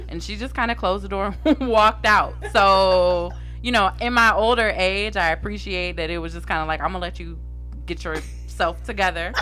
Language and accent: English; Columbus, Ohio, United States; native of Columbus, Ohio, born and raised.